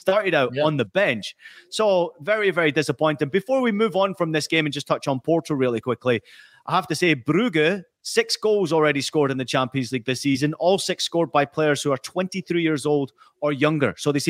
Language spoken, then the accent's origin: English; California, United States; born there; I am, you know, I'm always American. I'm born in California.